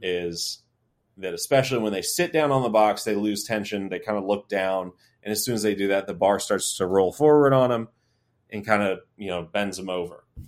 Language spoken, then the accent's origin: English; Tallahassee, Florida, United States; I'm from Tallahassee, so I grew up